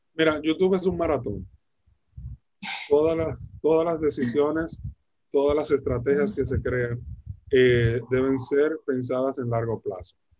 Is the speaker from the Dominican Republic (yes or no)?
yes; Dominican Republic; en Dominicana, en mi país